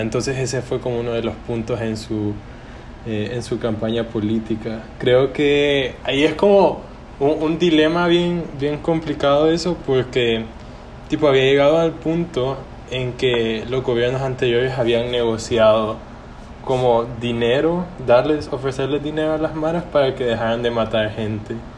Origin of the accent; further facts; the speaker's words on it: El Salvador; moved away as an adult; also born or lived in China; now in Maine, United States; soy de El Salvador